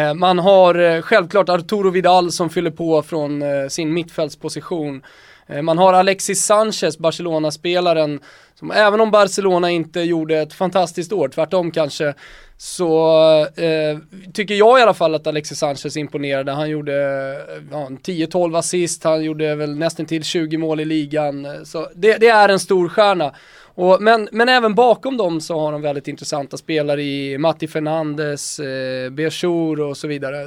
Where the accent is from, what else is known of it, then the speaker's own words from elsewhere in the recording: Botkyrka, Stockholm County, Sweden; also born or lived in Salem; Jag är uppvuxen i Botkyrka och i Salem